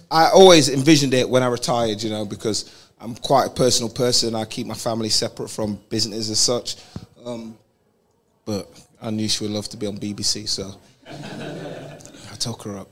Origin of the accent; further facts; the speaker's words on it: London, United Kingdom; we're both from London or England.